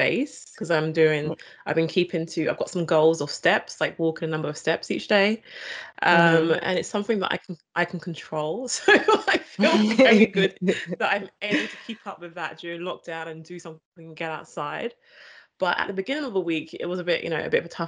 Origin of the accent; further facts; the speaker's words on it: United Kingdom; I'm British